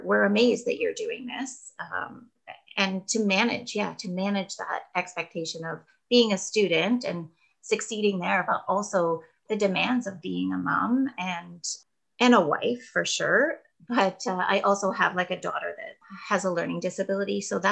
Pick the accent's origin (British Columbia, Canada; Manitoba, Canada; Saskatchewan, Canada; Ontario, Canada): Ontario, Canada; Kingston; moved away as an adult; also born or lived in Australia; I am originally from Kingston